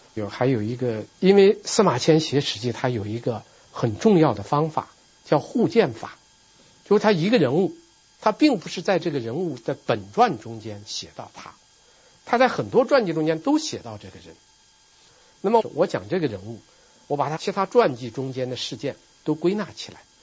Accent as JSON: {"language": "Chinese", "country": "China", "said": "我们作为一个中国人，我们作为一个中国的当代人"}